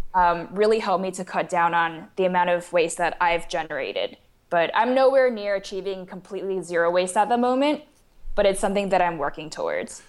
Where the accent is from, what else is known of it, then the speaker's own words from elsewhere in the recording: Taiwan; moved away as an adult; also born or lived in St. Louis, United States; I was born and raised in Taiwan, and then I came to the United States for university at Washu in Saint Louis